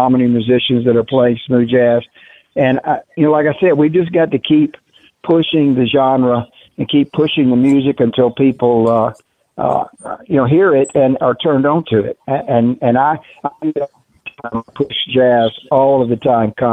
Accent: the South, United States; accent: Southern; I realized how Southern I sound on tape.

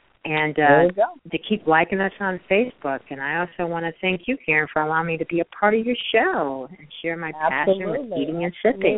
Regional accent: Detroit, Michigan, United States; Oh, Detroit. Yes.

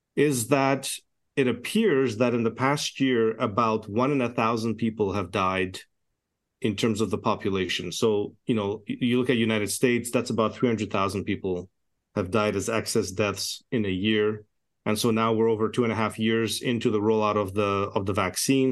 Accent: Canada; also born or lived in Edmonton, Alberta; I'm a Canadian physician

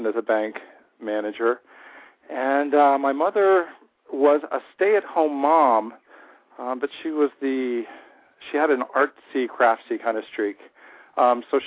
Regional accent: Peach Grove, Ohio, United States; I grew up where the farms meet the suburbs outside of Cincinnati, Ohio. Little area called Peach Grove, Ohio

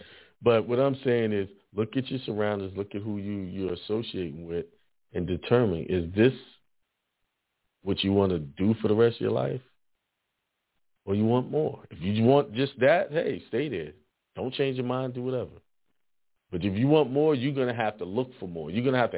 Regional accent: Bronx, New York, United States; also born or lived in Brooklyn; I was born in the Bronx and lived in Edenwall Projects for a good time.

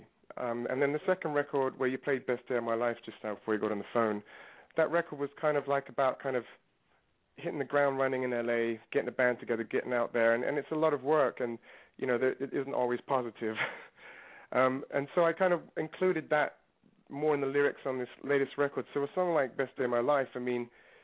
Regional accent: London, United Kingdom; also born or lived in New York; now in Los Angeles, United States; I was growing up in London

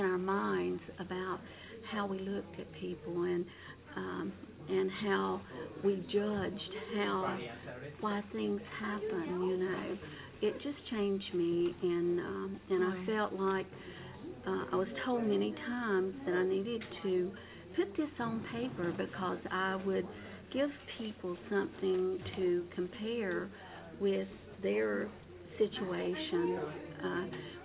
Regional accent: North Carolina, United States; also born or lived in Hickory, North Carolina; I'm from North Carolina

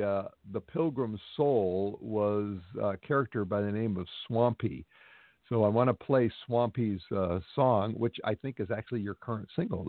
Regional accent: Ballona Creek, Los Angeles area, California, United States; I grew up near Biona Creek, which is, you know, one of the tributaries that actually goes down the ocean, which is, like you say, concreted in.

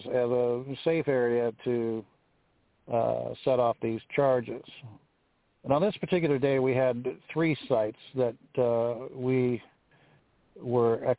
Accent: Pacific Northwest, United States; I was born and raised here in the Pacific Northwest

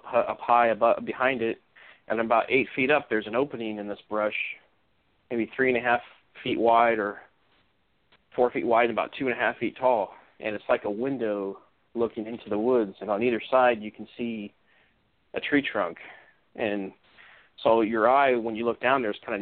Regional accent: Orange County, Southern California, United States; moved away as an adult; also born or lived in Northwest Washington; now in Washington, United States; I grew up in Southern California, kind of in an upscale neighborhood in Orange County

